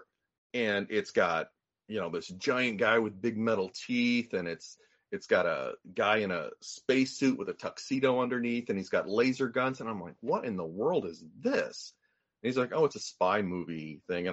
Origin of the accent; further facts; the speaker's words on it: Tulsa, Oklahoma, United States; I grew up in Tulsa, Oklahoma, and I was born in 1970